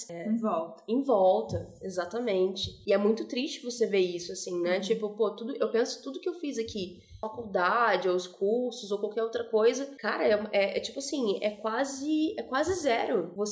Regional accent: Rio de Janeiro, Brazil; Também vim do Rio de Janeiro, e no Rio, apesar de ser de ter isso, né, espaços mais valorizados e outros não, cara, existe uma mistura muito grande

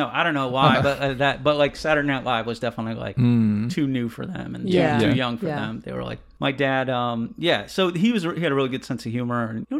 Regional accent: west of Hartford, Connecticut, United States; I grew up in Connecticut in like west of Hartford.

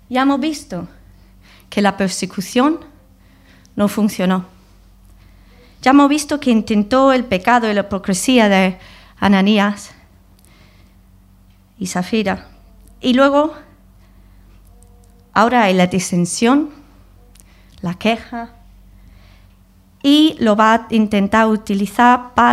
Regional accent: England, United Kingdom; Spanish is a second language; now in Spain; Yo llevo 20 años aquí. Tengo costumbres españoles. Soy inglesa.

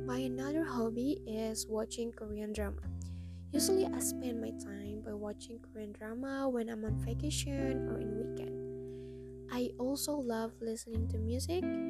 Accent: Cirebon, West Java, Indonesia; English is a second language; I was born in Cirebon December 23, 2002.

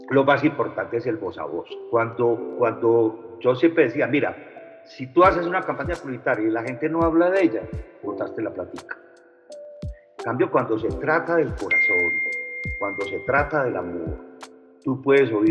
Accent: Medellín, Antioquia, Colombia; accent: paisa; first language French; Spanish is a second language; also born or lived in France; yo, nací en Francia y aprendí a hablar español eh, aquí en Medellín, en el Colegio Benedictino, cuando tenía 12 años. Entonces, mi primera lengua es el francés, obviamente, pero mi segunda lengua es el paisa.

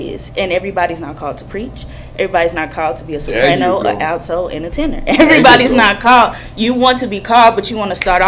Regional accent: Fort Worth, Texas, United States; when I was growing up in Fort Worth

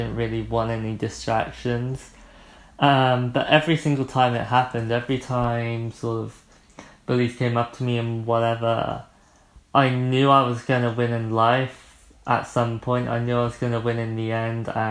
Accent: Poole, South West England, United Kingdom; also born or lived in Christchurch, Dorset; So I grew up in Poole, well, Broadstone specifically. I went to a middle school for a few years, and then in February 2011, I moved to Christchurch.

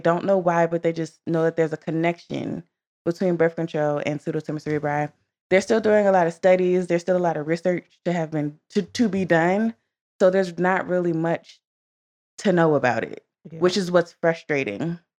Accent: Maryland, United States; I'm from Maryland.

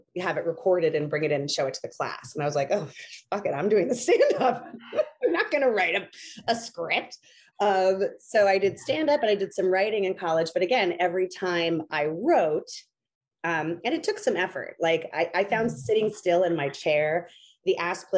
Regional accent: New Hampshire, United States; moved away as an adult; also born or lived in Los Angeles; I started properly dating outside of the state of New Hampshire when I was 25 years old in Los Angeles

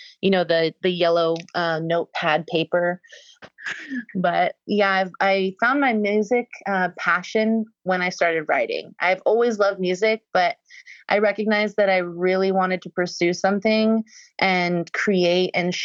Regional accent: Bay Area, California, United States; moved away; also born or lived in San Diego / Los Angeles / San Francisco / Nashville; I am a Bay Area native. I was born in San Diego, raised in the Bay Area

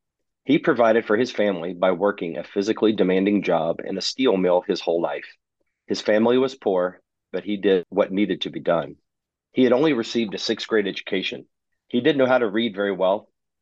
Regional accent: Huntington, West Virginia, United States; moved away as an adult; also born or lived in Louisville, Kentucky / Cincinnati, Ohio; I'm from West Virginia, originally born and raised in Huntington, West Virginia. And after I graduated from college, I went to Marshall University, same town, Huntington, West Virginia.

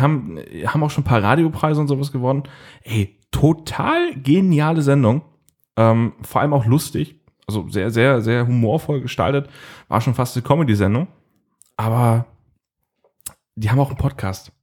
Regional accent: Northern Germany, Germany; ich bin ja ein Norddeutscher

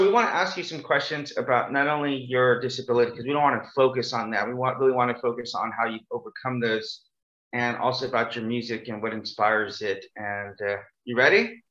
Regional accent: Bakersfield, California, United States; now in South Korea; my hometown is called Bakersfield, California

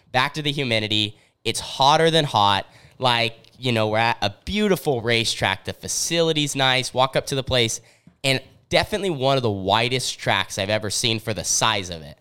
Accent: Southern Oregon, United States; we're, we're from Southern Oregon.

